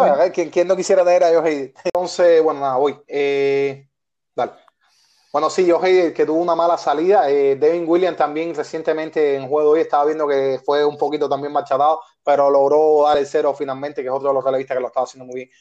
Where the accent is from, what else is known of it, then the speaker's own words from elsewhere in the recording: Havana, Cuba; los tres somos habaneros